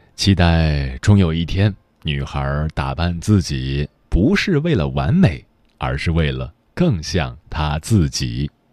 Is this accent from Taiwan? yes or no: no; Tianjin, China; 我是天津人